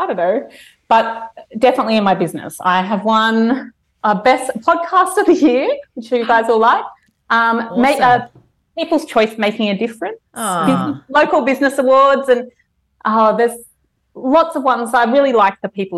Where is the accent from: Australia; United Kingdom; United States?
Australia; Brisbane, Queensland; my hometown, from Brisbane